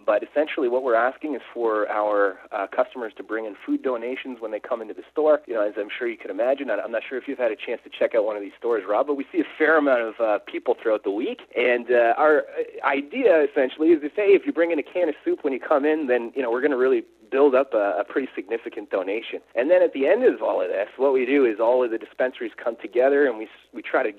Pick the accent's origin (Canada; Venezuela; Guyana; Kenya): Canada; St. Catharines, Ontario; I'm from St. Catharines.